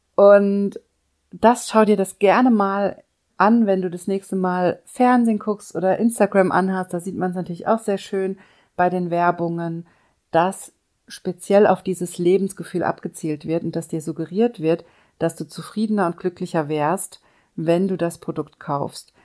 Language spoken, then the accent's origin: German; Germany; hier bei uns in Deutschland